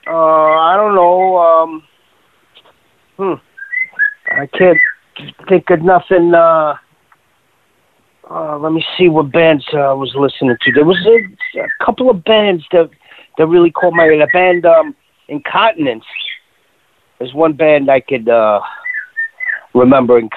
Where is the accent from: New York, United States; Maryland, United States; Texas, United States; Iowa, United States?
New York, United States; Queens; Yeah, there's like five thousand different countries. I think uh, Queens is like uh, the most diverse in the whole world.